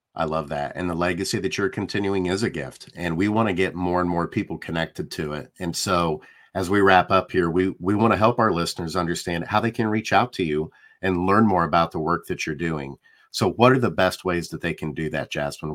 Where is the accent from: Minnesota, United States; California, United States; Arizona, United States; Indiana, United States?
Indiana, United States; Indianapolis; I'm from Indianapolis